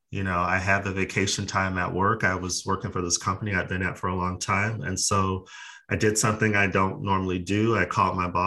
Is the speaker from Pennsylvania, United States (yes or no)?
no; Phoenix, Arizona, United States; now in Los Angeles, United States; I am originally from Phoenix, Arizona, but I have not lived there since the early 90s. I moved to LA like many people to be a movie star.